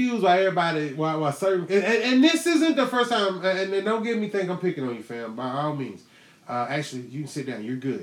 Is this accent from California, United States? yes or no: no; Houston, Texas, United States; I'm from Houston